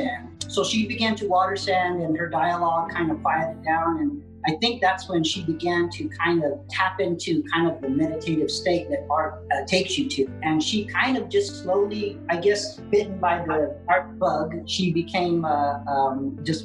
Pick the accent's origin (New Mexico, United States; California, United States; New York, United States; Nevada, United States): New Mexico, United States; Jemez Pueblo; I'm from Jemez Pueblo